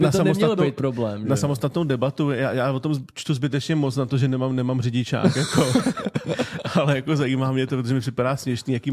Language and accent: Czech; Czechia; Jsme Češi